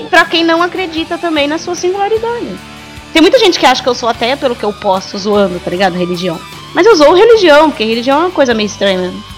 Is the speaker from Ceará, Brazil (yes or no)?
no; São Paulo, Brazil; moved away as an adult; also born or lived in southern Brazil; Eu peguei e me mudei pro sul, eu sou de São Paulo, não sou daqui.